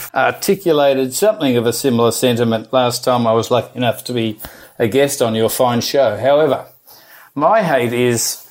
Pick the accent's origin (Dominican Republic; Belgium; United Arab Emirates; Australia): Australia; now in United States; being an Aussie stuck in the US with a 92-year-old mum at home